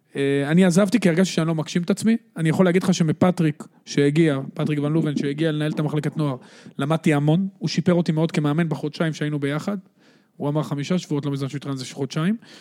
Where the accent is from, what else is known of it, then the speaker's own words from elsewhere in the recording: Netanya, Central District, Israel; אני גדלתי בשכונת בן ציון בנתניה